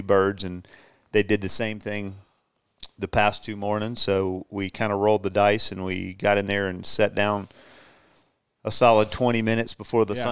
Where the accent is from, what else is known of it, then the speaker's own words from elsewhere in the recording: Charleston, South Carolina, United States; We're from Charleston, South Carolina